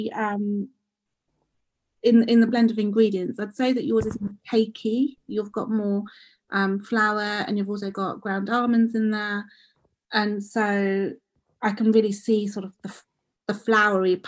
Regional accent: London, United Kingdom; when I was growing up, I grew up in Edmonton

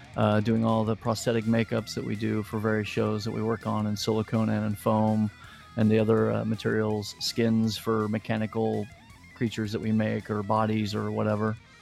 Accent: Indianapolis, Indiana, United States; moved away as an adult; also born or lived in Ohio / Florida; now in Los Angeles, United States; I originally grew up in Indianapolis, Indiana.

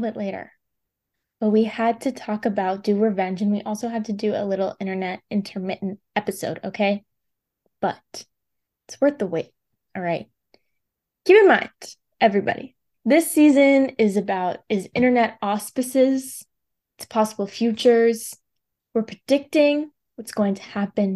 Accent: United States; I'm an American

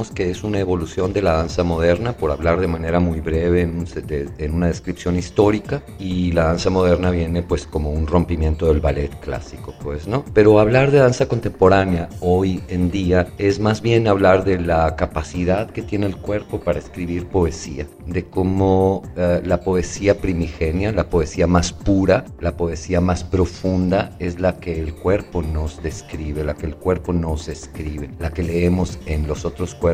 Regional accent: Reynosa, Tamaulipas, Mexico; born there; now in Oaxaca, Mexico; Tengo viviendo en Oaxaca desde 1982. Soy tamaulipeco, nací en Reynosa, Tamaulipas, y soy orgullosamente tamaulipeco

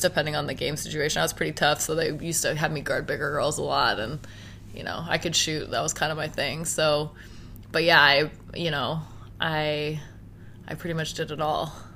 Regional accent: Halifax, Nova Scotia, Canada; moved away as an adult; now in Toronto, Canada; I was born and raised in Halifax

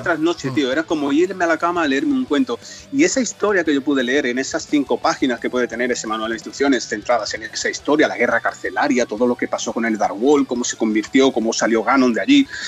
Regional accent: Cádiz, Andalusia, Spain; moved away as an adult; also born or lived in Toledo

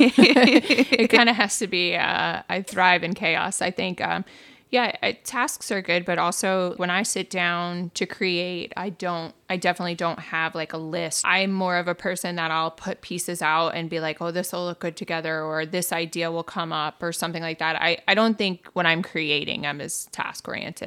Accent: New York, United States; growing up in New York, I'm a hustler.

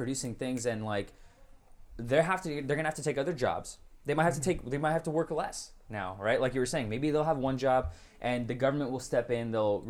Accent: United States; I was born and raised here.

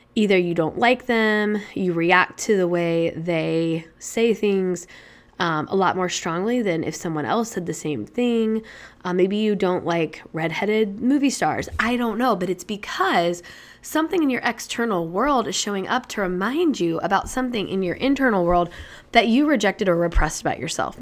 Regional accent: Indianapolis, Indiana, United States; also born or lived in Chicago / Boston / Colorado; now in New Hampshire, United States; I'm initially from Indianapolis, Indiana, and I now live in New Hampshire

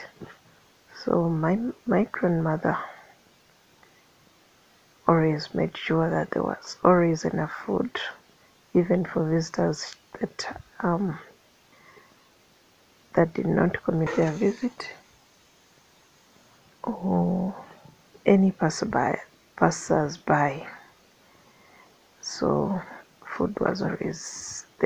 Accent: Mityana, Central Region, Uganda; I'm in Uganda. I hail from Metiana, which is in Sengo County, in central Uganda, in Uganda Kingdom.

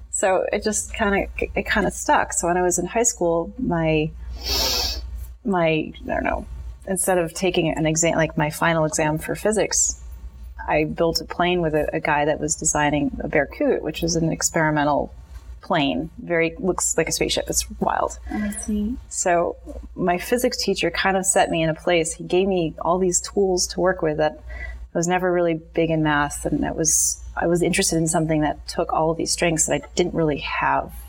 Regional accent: Maine, United States; also born or lived in Stoneham, Massachusetts / New Hampshire; grew up between Massachusetts and mostly Maine. So I went to junior high and high school in Maine

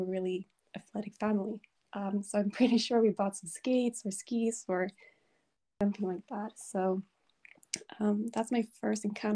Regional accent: Sweden; I'm from Sweden.

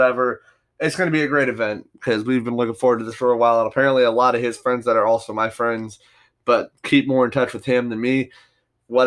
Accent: United States; as an American

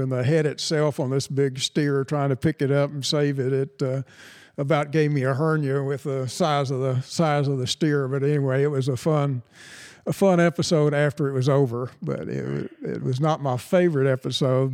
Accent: San Antonio, Texas, United States; growing up in San Antonio

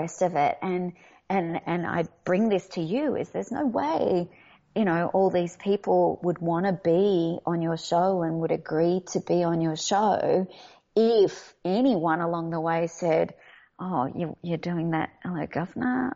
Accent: Australia; accent: Australian; now in Los Angeles, United States; I come from Australia.

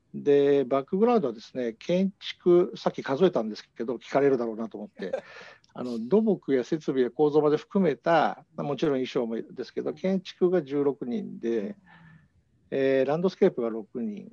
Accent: Hamamatsu, Shizuoka, Japan; moved away; also born or lived in Osaka / Tokyo / New York; 静岡県の浜松で生まれてですね

